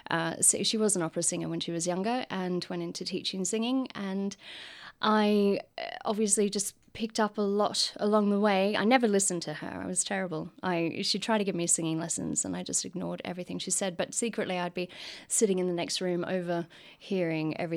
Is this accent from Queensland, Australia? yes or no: yes; Rockhampton, Queensland, Australia; there's a, a, lot of us from the same generation that went into um, performing professionally.